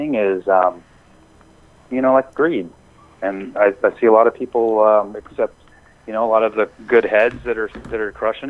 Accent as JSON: {"language": "English", "town": "Eugene", "region": "Oregon", "country": "United States", "tie": "born or raised there", "said": "I'm in Eugene. I've been here for, you know, it's been my hometown for 25 years or so now"}